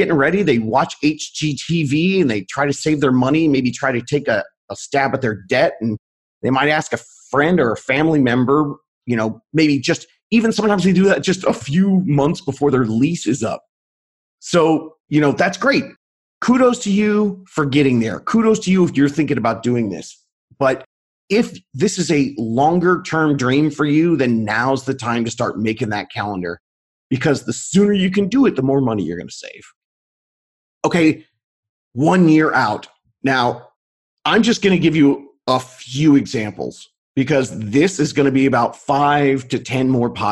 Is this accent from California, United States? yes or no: yes; Long Beach, California, United States; out here in Southern California, we sell homes near the area where I grew up in Long Beach